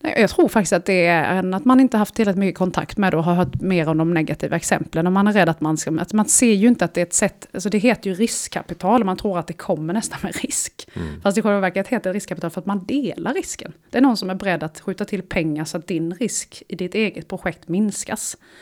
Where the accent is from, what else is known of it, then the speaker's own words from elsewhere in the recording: Småland, Sweden; jag kommer från Småland, så hela svaret på din fråga är Småland.